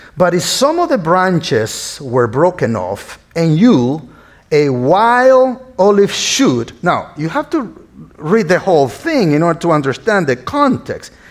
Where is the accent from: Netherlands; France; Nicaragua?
Nicaragua; northern Nicaragua; English is a second language; now in United States; As you can hear my accent, I was not born here in the States, but I was born in a small uh, town in northern Nicaragua, which is Central America.